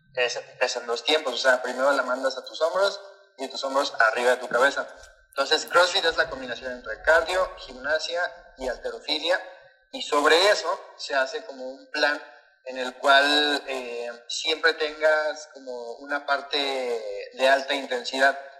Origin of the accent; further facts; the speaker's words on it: Veracruz, Mexico; moved away as an adult; me fui de Veracruz y todo, porque actualmente no vivo en Veracruz